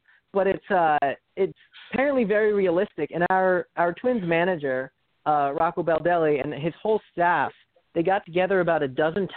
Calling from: Bryn Mawr, Pennsylvania, United States; Calling from Bryn Mawr, Pennsylvania

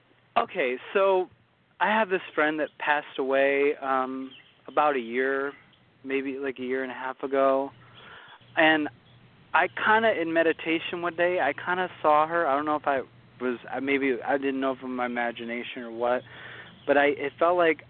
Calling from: Ohio, United States

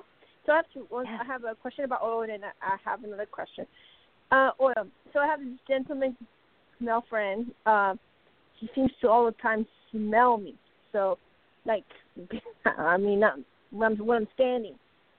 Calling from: Arizona, United States; Arizona, and definitely going to check the website.

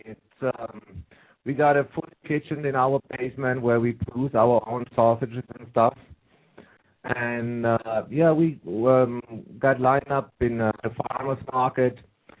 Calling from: Edmonton, Alberta, Canada; I'm calling from Canada. I got a long time to you guys, I guess.

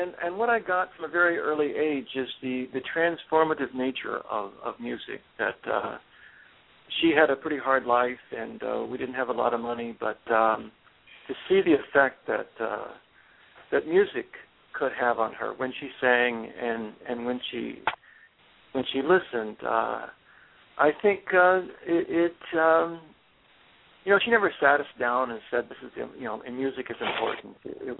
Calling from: Northampton, Massachusetts, United States; I'm calling from Northampton, Mass.

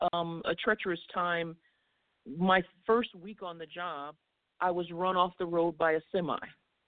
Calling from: Cary, North Carolina, United States; from Cary, North Carolina.

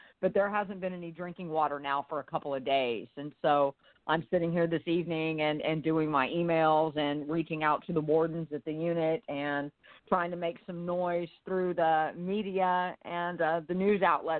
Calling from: Onalaska, Texas, United States; I'm calling from Onalaska, Texas.

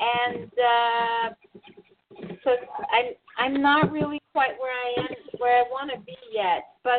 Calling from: New York City, New York, United States; From New York.

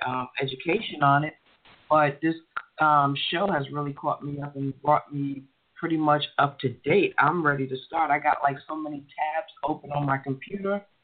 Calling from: Stone Mountain, Georgia, United States; I'm calling from Stone Mountain, Georgia

